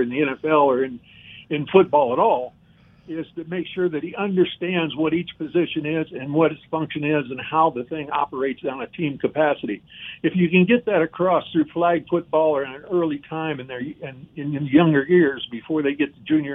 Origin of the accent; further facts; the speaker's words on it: Cleveland, Ohio, United States; I grew up in the Cleveland area